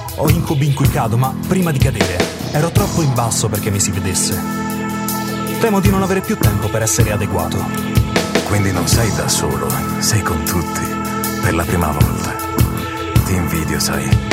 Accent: Gaeta, Lazio, Italy; moved away as an adult; also born or lived in Rome / Wales; now in Forlì, Italy; io sono nato a Gaeta, poi a 18 anni sono andato a Roma per l'Università della Musica

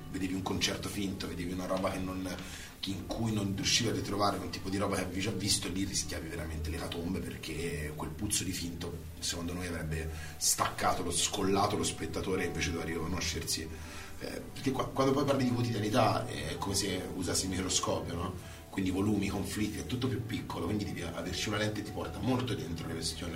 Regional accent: Grosseto, Tuscany, Italy; moved away as an adult; now in Rome, Italy; dopo più anni siamo a Roma, di che siamo cresciuti a Grosseto

